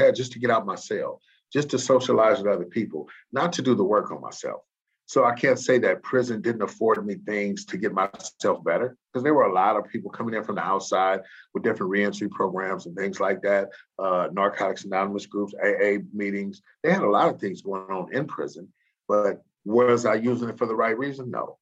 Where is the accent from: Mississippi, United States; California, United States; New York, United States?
California, United States; San Francisco; also born or lived in Louisiana; I come from Hunters Point in San Francisco